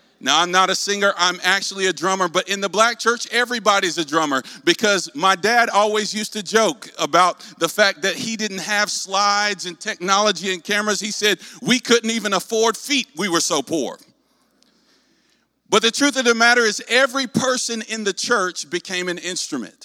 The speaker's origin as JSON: {"language": "English", "region": "North Carolina", "country": "United States", "tie": "born or raised there", "accent": "southern", "said": "I'm raised in the Deep South in North Carolina"}